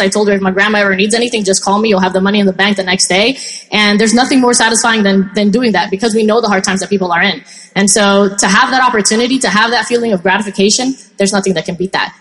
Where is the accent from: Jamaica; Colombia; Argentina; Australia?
Colombia; now in United States; I'm originally from Colombia and my mom actually did, you know, Avon there and did very well